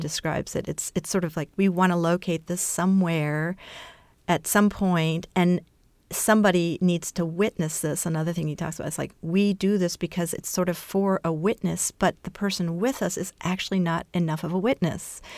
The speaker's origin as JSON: {"language": "English", "country": "Brazil", "tie": "born or raised there", "said": "because my mother's Brazilian, I was born in Brazil."}